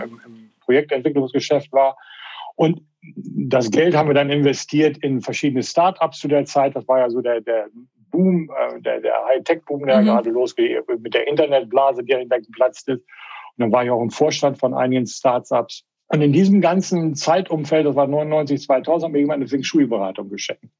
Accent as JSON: {"language": "German", "town": "Paderborn", "region": "North Rhine-Westphalia", "country": "Germany", "tie": "born or raised there", "also_born_or_lived": "Melbourne, Australia", "moved": "as an adult", "said": "Paderborn, wo ich groß geworden bin"}